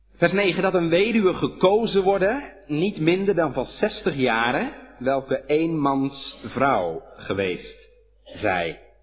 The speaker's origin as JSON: {"language": "Dutch", "town": "Hedel", "region": "Gelderland", "country": "Netherlands", "said": "Bij ons in Hedel"}